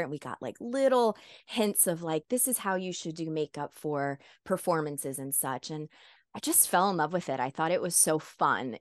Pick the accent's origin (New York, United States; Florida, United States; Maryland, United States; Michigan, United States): Florida, United States; South; I'm the first American born in my family. And even though I was raised in South Florida